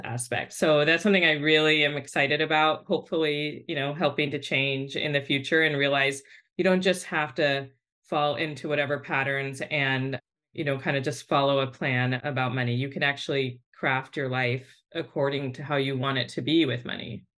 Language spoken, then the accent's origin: English; Bay Area, California, United States; I grew up in the Bay Area with a single mom